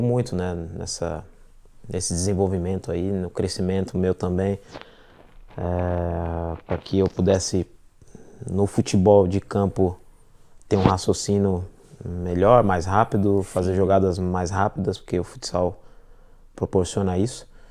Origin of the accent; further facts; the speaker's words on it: Ribeirão Pires, São Paulo, Brazil; moved away as an adult; now in London, United Kingdom; minha cidade, onde eu nasci, Ribeirão Pires